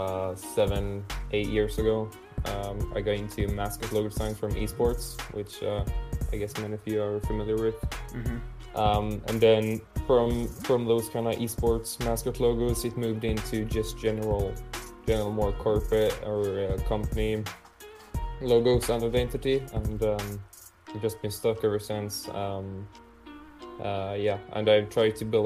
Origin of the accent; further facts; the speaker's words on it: Malmö, Skåne, Sweden; my hometown, Malmö